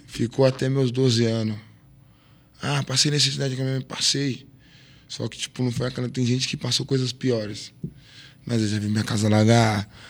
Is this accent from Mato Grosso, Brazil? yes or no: no; São Paulo, Brazil; sou do fundão da Zona Leste, sou de Guaraná, sim, porque qualquer lugar que eu chego hoje, todo o respeito que eu tenho, foi porque de lá da onde eu vim, me ensinou a ser assim